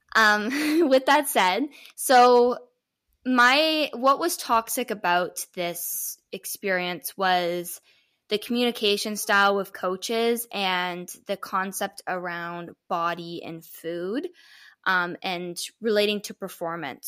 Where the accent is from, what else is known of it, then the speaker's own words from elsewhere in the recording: Toronto, Ontario, Canada; I'm from Toronto, Canada.